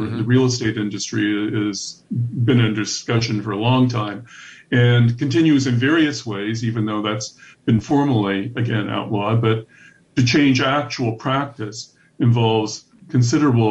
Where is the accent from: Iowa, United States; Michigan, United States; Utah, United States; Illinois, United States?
Iowa, United States; my home state, which was a northern union state